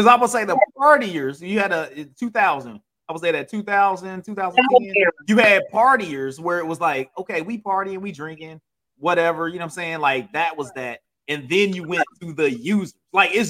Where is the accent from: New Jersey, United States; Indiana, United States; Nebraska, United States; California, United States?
Indiana, United States; Indianapolis; my hometown of Indianapolis, you know what I'm saying? West Side